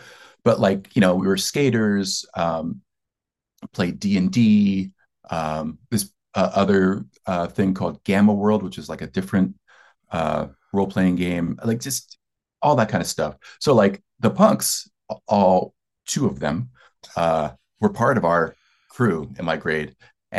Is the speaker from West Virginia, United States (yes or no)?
no; Delaware, United States; Delaware is part of the tri-state area in Philly. So, you know, New Jersey, Pennsylvania, and Delaware. And I grew up on … was the hometown hero.